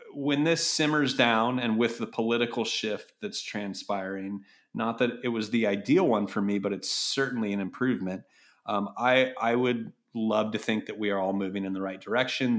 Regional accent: Berkeley, California, United States; also born or lived in Chicago; growing up around Berkeley and El Cerrito

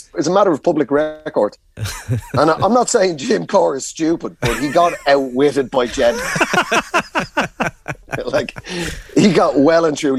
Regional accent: Ireland; As an Irish rugby fan, to actually know a former England player and be able to get on there and really stick it to him.

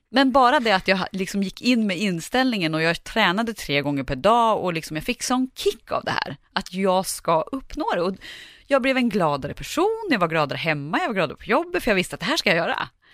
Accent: Sveg, Jämtland, Sweden; moved away; jag kommer från Sveg i Härjedalen och åkte hem över jul

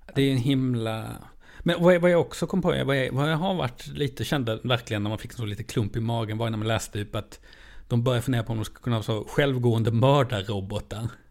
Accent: Lund, Skåne, Sweden; Jag är ändå från Lund

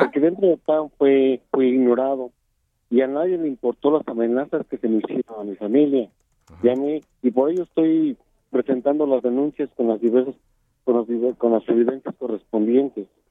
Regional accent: Calvillo, Aguascalientes, Mexico; also born or lived in State of Mexico; Mi madre es indígena, mi padre es de Jocaliente Calvillo por eso yo desde muy chico tuve que radicar al municipio de caldillo

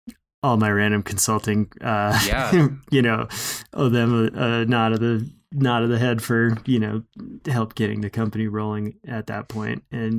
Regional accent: Minnesota, United States; moved away as an adult; now in Bozeman, United States; You know, I moved from Minnesota, so I was still, you know, essentially didn't get into big mountains until I was 20.

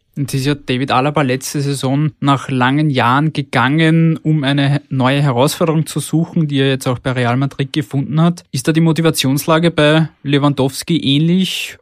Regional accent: Austria; bei uns in Österreich

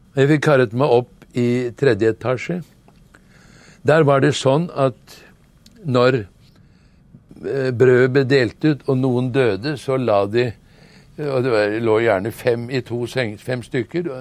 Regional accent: Norway; vi som nordmenn

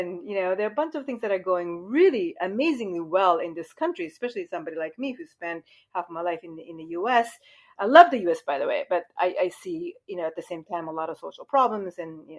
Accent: Japan; moved away as an adult; also born or lived in United States; So I'm Japanese. I was born and raised in Japan. I went to the U.S. for graduate studies, and I basically ended up staying in the U.S. almost all my adult life. But when I came back to Japan, which was about 11, 12 years ago

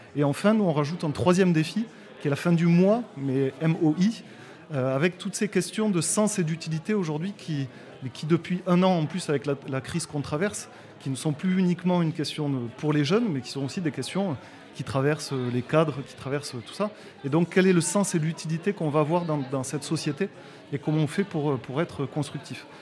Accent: Toulouse, Occitania, France; je suis originaire de Toulouse, comme mon, accent le, montre et le démontre

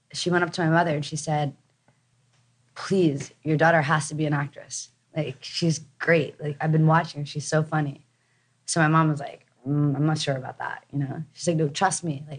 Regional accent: New Jersey, United States; moved away as an adult; also born or lived in New York City; I was born in New Jersey and went to school in New York City and definitely East Coast, but then moved out here young

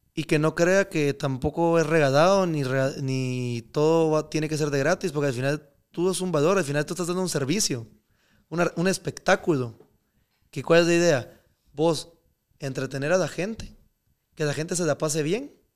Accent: Guatemala; moved away; also born or lived in Miami; yo, aunque viva afuera y lo que sea, yo soy de Guate.

